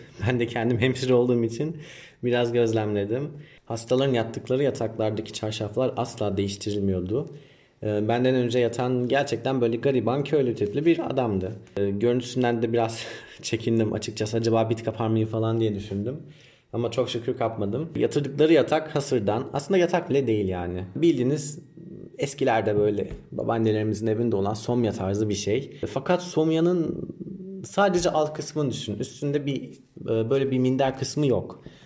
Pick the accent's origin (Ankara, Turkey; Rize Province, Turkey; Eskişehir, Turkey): Ankara, Turkey; moved away as an adult; also born or lived in Giresun; now in Vietnam; 1992 Ankara doğumluyum.